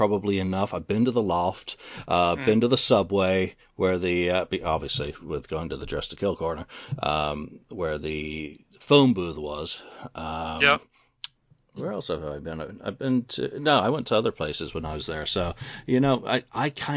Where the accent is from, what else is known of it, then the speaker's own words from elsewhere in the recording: New York, United States; moved away; had 10 years growing up in New York.